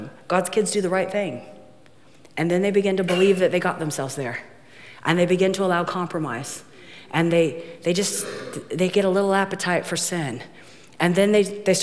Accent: Ohio, United States; I'm from Ohio

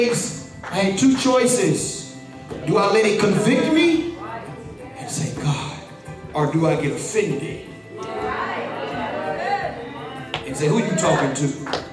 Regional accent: Atlanta, Georgia, United States; I'm from Atlanta. I'm from the hip-hop capital.

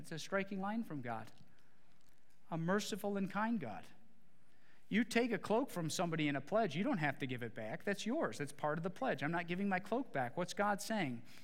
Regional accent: Midwest, United States; growing up in the Midwest

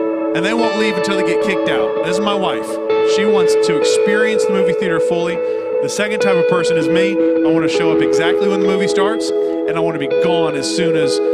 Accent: the South, United States; We're from the South

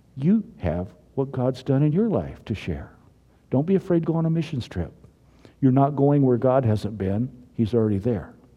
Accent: Missouri, United States; I'm from Missouri.

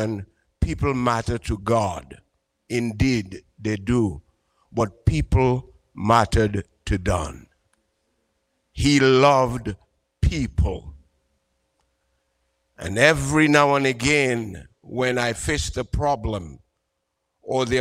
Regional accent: Dominica; also born or lived in Antigua; now in Boston, United States; Originally, I'm from Dominica in the Caribbean

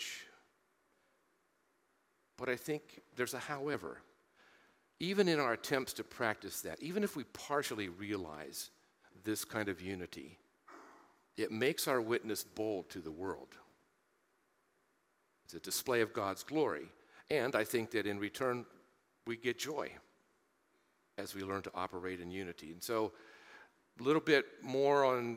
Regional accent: Marion, Ohio, United States; growing up in Central Ohio, Marion, Ohio, my hometown

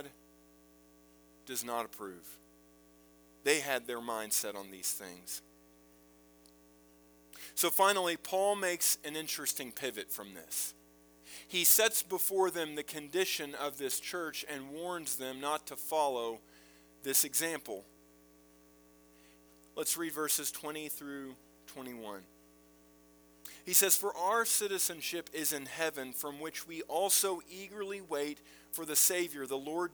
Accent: United States; Being born in this country

